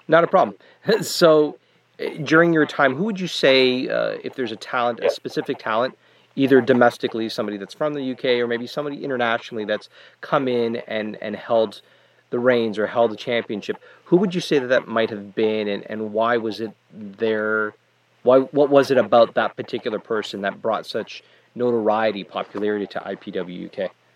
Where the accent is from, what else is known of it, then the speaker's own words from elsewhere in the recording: Canada; as a Canadian